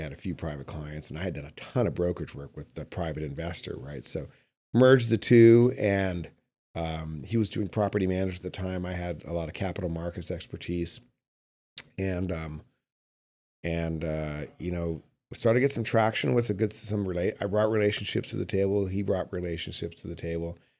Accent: Calgary, Alberta, Canada; also born or lived in Los Angeles / Bay Area; now in Carmel Valley, United States; I grew up in Calgary, Alberta

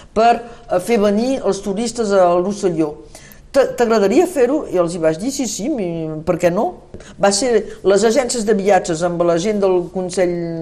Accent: Saint-Nazaire, Occitania, France; also born or lived in Olot, Spain / Paris, France; jo he crescut tant a Sant Nazari com a Olot

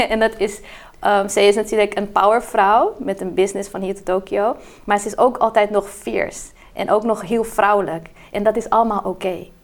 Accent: Brazil; now in Netherlands; ik ben in Brazilië opgegroeid

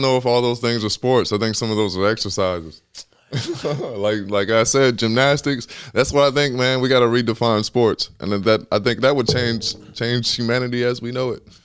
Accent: Atlanta, Georgia, United States; I'm from Atlanta

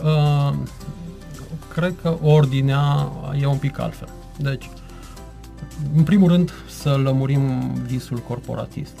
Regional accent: Târnăveni, Mureș County, Romania; moved away as an adult; now in Cluj-Napoca, Romania; Sunt plecat din Târnăven din 97, când am pornit ca și orice tânăr absolvent din liceu, am plecat la facultate, la Cluj, am rămas acolo

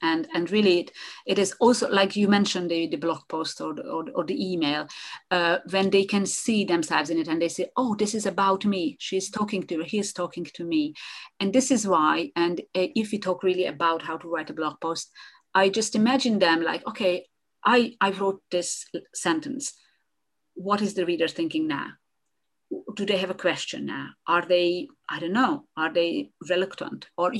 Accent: Hungary; first language Hungarian; English is a second language; So that makes it, I think, 5 languages together with Hungarian, which is my mother tongue. I'm sorry. So that's my mother tongue.

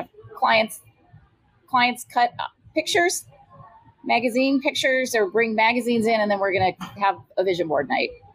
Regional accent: Iowa, United States; moved away as an adult; also born or lived in California; now in Tempe, United States; my roots, I'm from Iowa

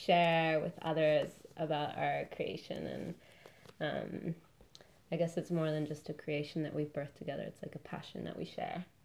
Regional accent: Argentina; now in Melbourne, Australia; I'm from Argentina

